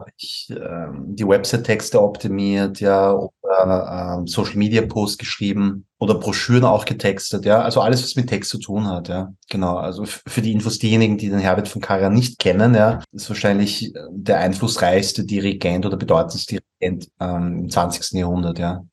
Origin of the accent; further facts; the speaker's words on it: Vienna, Austria; accent: Viennese dialect; ich bin in Wien geboren und aufgewachsen